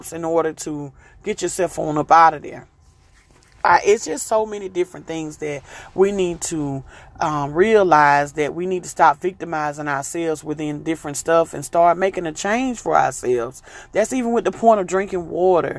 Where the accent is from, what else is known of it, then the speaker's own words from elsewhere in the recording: the South, United States; I'm from the South